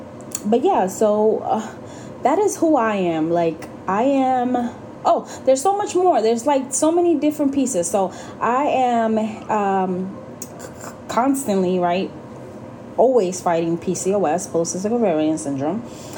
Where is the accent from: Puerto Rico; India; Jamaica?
Puerto Rico; I grew up in Puerto Rico. I lived there off and on for a couple, and then I went back in my late teenage years